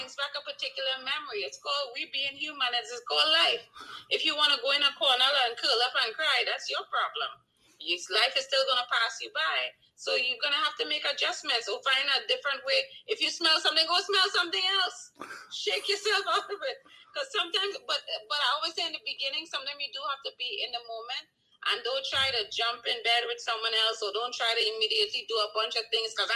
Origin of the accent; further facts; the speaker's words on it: Trinidad & Tobago; accent: Trinidad; now in New York, United States; I'm originally from Trinidad and Tobago, one of the best Caribbean islands in the world